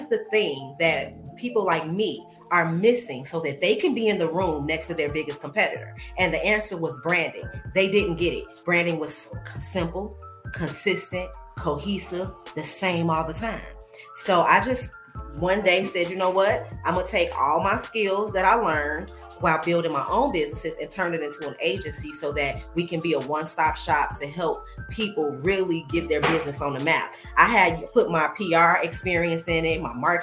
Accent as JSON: {"language": "English", "town": "Chicago", "region": "Illinois", "country": "United States", "said": "I come from Chicago, creative person, been here, there, everywhere."}